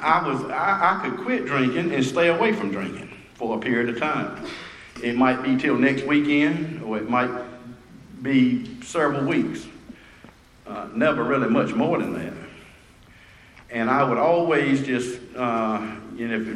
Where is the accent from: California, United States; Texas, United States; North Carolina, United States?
North Carolina, United States; Rocky Mount; the time I moved back to my hometown